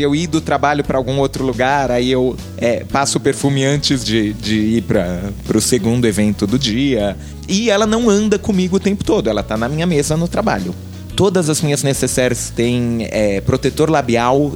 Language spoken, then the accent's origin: Portuguese; São Bernardo do Campo, São Paulo, Brazil; Eu, eu cresci em São Bernardo